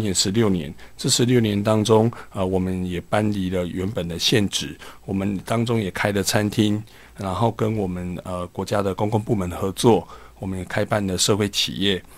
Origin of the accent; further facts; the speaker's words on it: Kaohsiung, Taiwan; 我出生在高雄的一个乡下啦。嘿。我其实我小时候就， 我住在高雄的燕巢